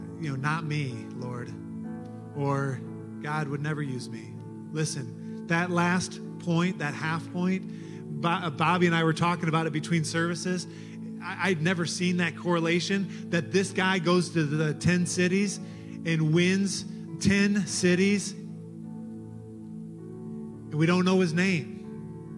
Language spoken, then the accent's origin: English; Detroit, Michigan, United States; moved away; in Detroit, in my hometown, in my home church